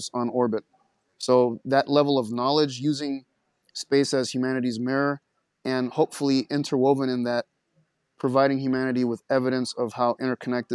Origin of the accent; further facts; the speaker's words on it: Caracas, Capital District, Venezuela; moved away; also born or lived in Montana; I grew up in Caracas, Venezuela, lots of city lights